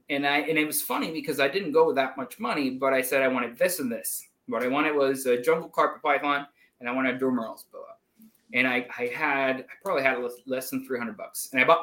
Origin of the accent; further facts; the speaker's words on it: Puerto Rico; moved away as an adult; also born or lived in Iowa; now in United States; I grew up in Puerto Rico. Uh, and for college, I moved to Iowa State